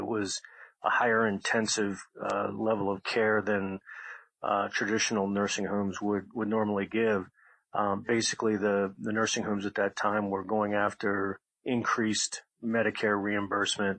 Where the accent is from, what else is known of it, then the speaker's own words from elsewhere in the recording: Montgomery County, Maryland, United States; I grew up in Montgomery County, Maryland, in a nice neighborhood there